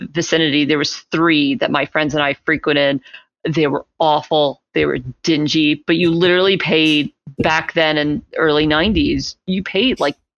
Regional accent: Dallas, Texas, United States; growing up in Dallas

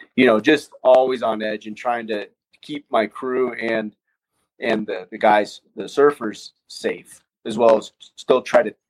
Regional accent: Colorado, United States; I grew up in Colorado

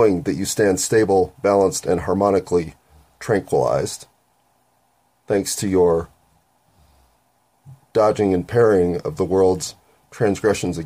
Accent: United States; I'm an American.

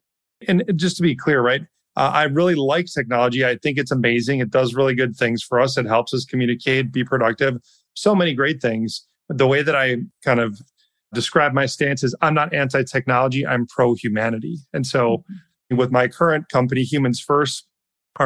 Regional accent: Wisconsin, United States; I grew up in Wisconsin

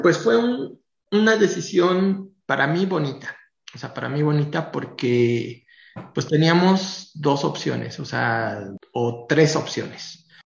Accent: Tlaxcala, Mexico; los que somos de Tlaxcala, pues Tlaxcala es muy pequeñito

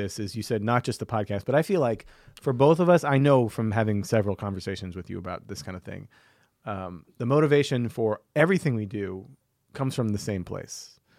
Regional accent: High Ridge, Missouri, United States; High Ridge, Missouri.

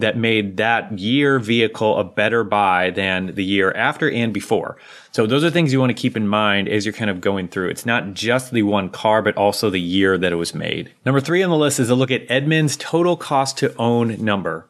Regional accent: United States; I'm an American.

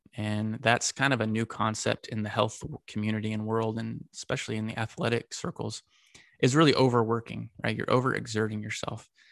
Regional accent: Texas, United States; Got to play for the Texas Rangers, my hometown team

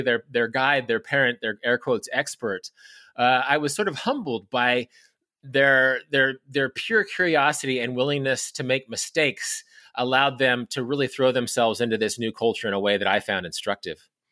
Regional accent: Kansas, United States; my home state of Kansas

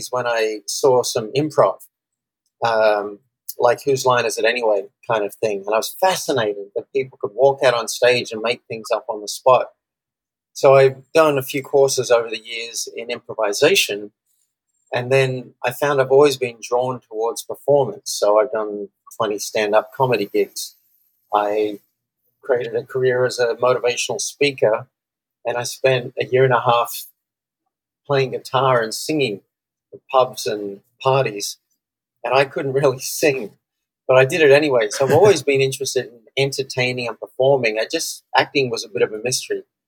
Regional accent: Australia; I'm from Australia, and I coach business owners who want to double their business.

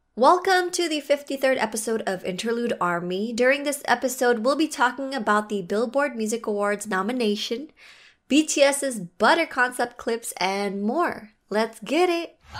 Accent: Philippines; I am Filipino

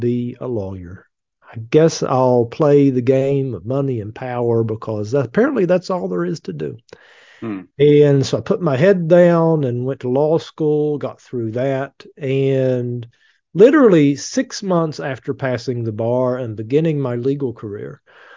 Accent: Appalachian Mountains, East Kentucky, United States; I grew up really poor in the Appalachian Mountains in East Kentucky

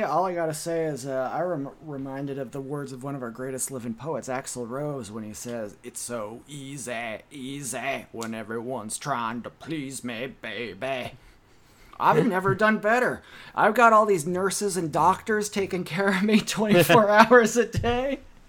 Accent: United Kingdom; Oh, hello. I'm British.

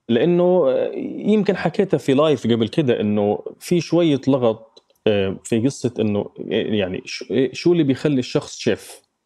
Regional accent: Gaza, Gaza Strip, Palestine; moved away as an adult; now in London, United Kingdom; عشت بغزة طبعا حياتي كلها 30 سنة من غزة آه، في غزة ما طلعت منها أبدا

